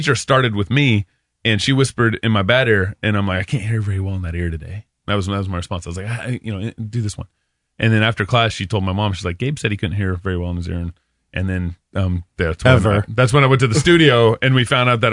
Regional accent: Texas, United States; I was born in Texas

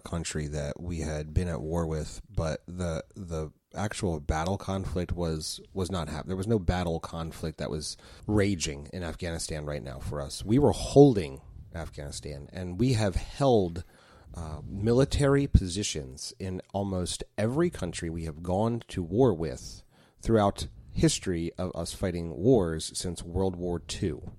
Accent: United States; as an American myself here as a taxpaying citizen

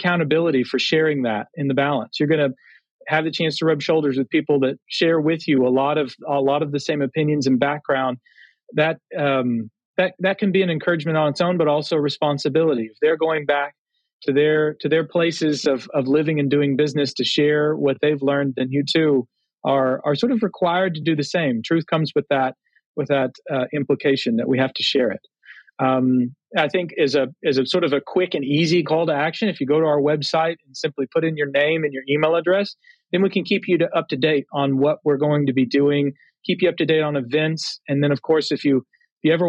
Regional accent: Texas, United States; now in Connecticut, United States; being a Texan by birth

